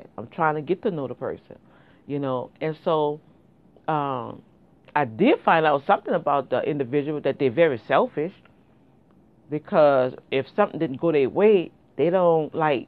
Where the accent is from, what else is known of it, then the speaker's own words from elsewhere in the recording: New Orleans, Louisiana, United States; moved away; we grew up back in New Orleans